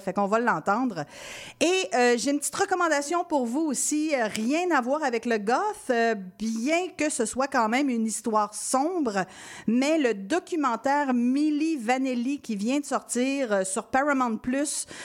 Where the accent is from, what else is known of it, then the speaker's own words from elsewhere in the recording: Quebec City, Quebec, Canada; je suis originaire de Québec